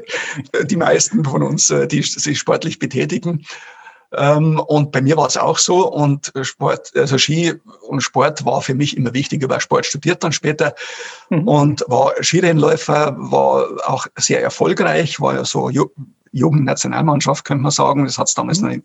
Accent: Garmisch-Partenkirchen, Bavaria, Germany; Servus aus der Zugspitzregion. … Ich komme aus Garmisch.

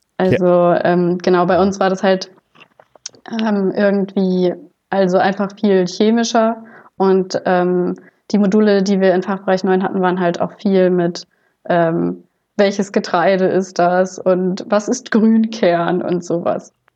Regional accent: Butzbach, Hesse, Germany; moved away as an adult; also born or lived in Gießen; ich komme ursprünglich aus Butzbach, das ist in der Wetterau

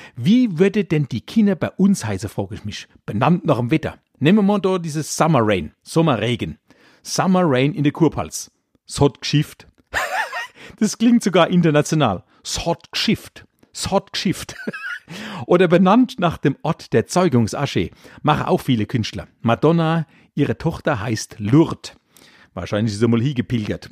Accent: Weinheim, Baden-Württemberg, Germany; Bei uns in Weinem ist die Käve ja ein riesiges Altstadtfest

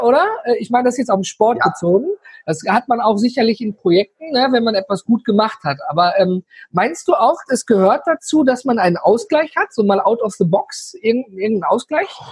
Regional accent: Ruhr area, North Rhine-Westphalia, Germany; ich komme ja hier aus dem Ruhrgebiet

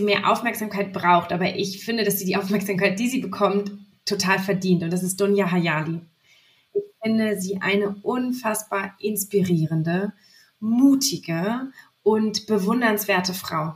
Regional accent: Lübeck, Schleswig-Holstein, Germany; also born or lived in Hamburg; now in Leipzig, Germany; ich bin zwar nicht Hamburgerin, sondern Lübeckerin

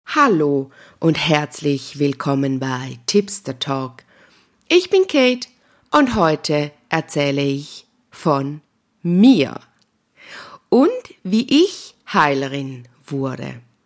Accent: Switzerland; accent: Swiss German; mein schweizerdeutscher Dialekt

